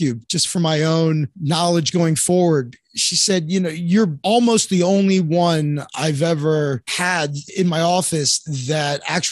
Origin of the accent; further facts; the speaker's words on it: North Miami Beach, Florida, United States; moved away as an adult; also born or lived in Orlando / New York / Chicago; now in Santa Monica, United States; I was born and raised in North Miami Beach, Florida.